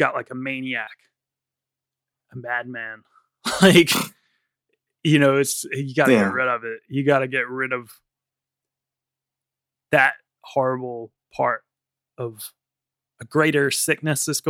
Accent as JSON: {"language": "English", "country": "United States", "moved": "yes", "lives_now": "London, United Kingdom", "said": "being an American"}